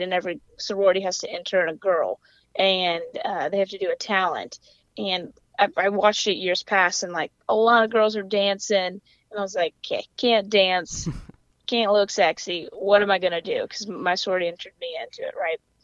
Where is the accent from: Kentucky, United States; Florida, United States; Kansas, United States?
Kentucky, United States; Louisville; accent: weird mix of accents; coastal twang; moved away as an adult; also born or lived in South Carolina; now in Atlanta, United States; I grew up in Kentucky. I'm from Louisville, Kentucky